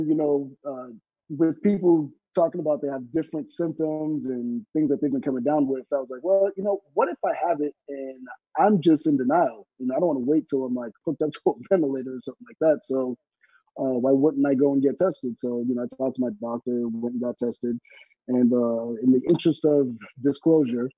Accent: Boston, Massachusetts, United States; also born or lived in Miami, Florida / Haiti (parents); now in Sacramento, United States; I'm originally from Boston, Massachusetts.

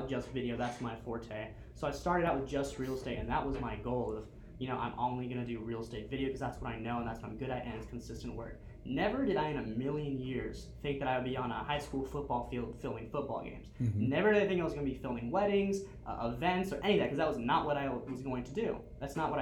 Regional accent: Miami, Florida, United States; moved away as an adult; also born or lived in Dallas; now in Southwest Florida, United States; So I lived in Miami, I grew up in Miami.

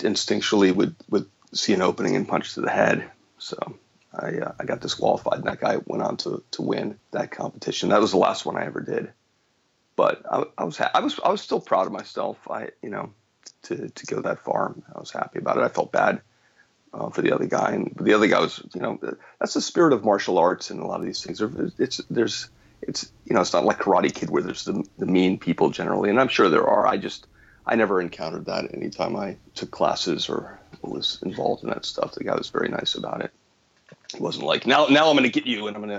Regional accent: Florida, United States; moved away as an adult; also born or lived in Cleveland, Ohio / New York / Los Angeles, California; I grew up in Florida. I was born in Cleveland, but I grew up in Florida.

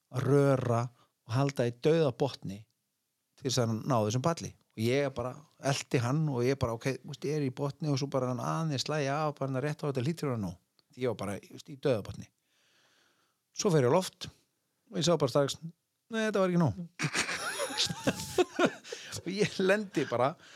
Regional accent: Iceland; ég er bara frá Íslandi

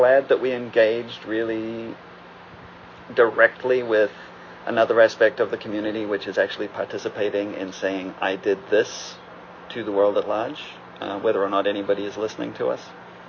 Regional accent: New Zealand; since I'm technically from both places and normally identify more as a New Zealander.

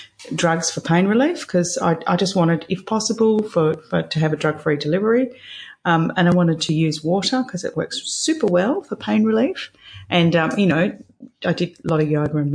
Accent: Perth, Western Australia, Australia; moved away as an adult; also born or lived in London / Greece; my parents still live in the house I was raised in Scarborough

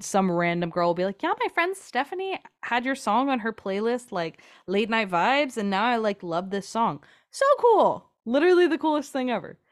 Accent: Kansas City, Missouri, United States; also born or lived in Nashville; Growing up in Kansas City

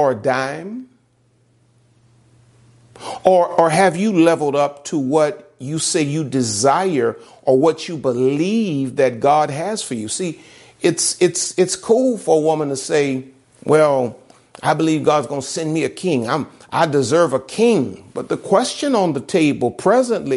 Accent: the South, United States; I'm from the South.

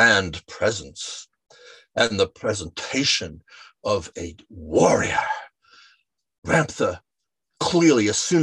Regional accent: New York, United States; moved away; also born or lived in Yelm, Washington; I was living in New York. I grew up in New York. I went to Chaminade High School in Mineola

